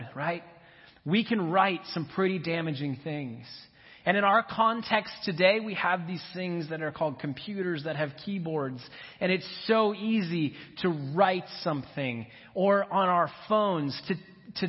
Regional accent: Minnesota, United States; I grew up in Minnesota

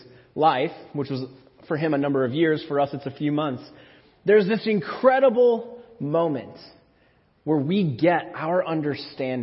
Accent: Minnesota, United States; moved away; also born or lived in McPherson; When I was a kid, growing up in Minnesota

